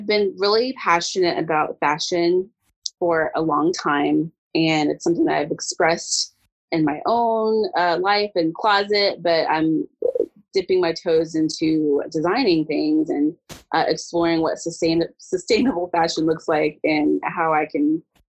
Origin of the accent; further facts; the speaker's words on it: Dayton, Ohio, United States; moved away as an adult; now in Lexington, United States; So I am a born and bred Ohioan. I'm from Dayton, Ohio.